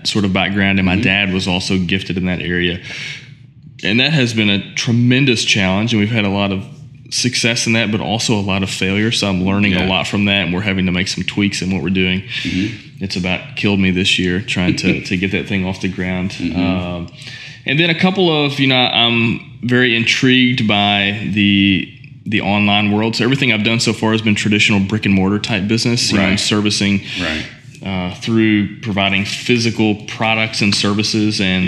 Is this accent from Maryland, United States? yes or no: no; Owensboro, Kentucky, United States; also born or lived in Nashville, Tennessee; my family owned a janitorial and maintenance company mm-hmm. back in my hometown of Owensboro